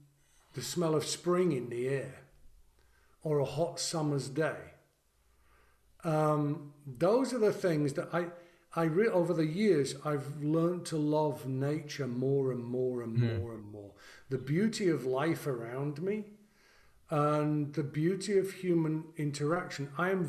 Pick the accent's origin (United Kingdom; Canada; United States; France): United Kingdom; England; I'm also English, so I find it somewhat ungentlemanly to do it.